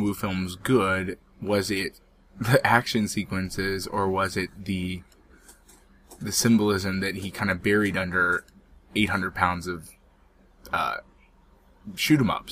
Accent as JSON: {"language": "English", "country": "United States", "said": "I am American"}